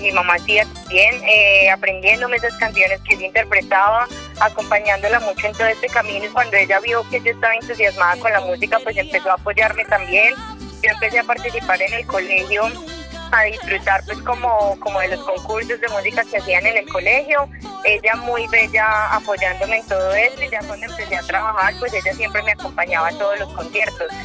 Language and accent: Spanish; Medellín, Antioquia, Colombia; soy paisa, pero paisa, paisa, yo soy de Medellín